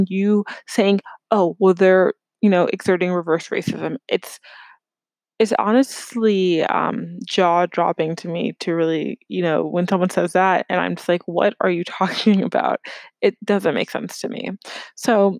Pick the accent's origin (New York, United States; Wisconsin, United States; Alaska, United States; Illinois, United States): New York, United States; New York City; moved away as an adult; also born or lived in Ohio; now in Chicago, United States; growing up in New York City, I was immersed in various groups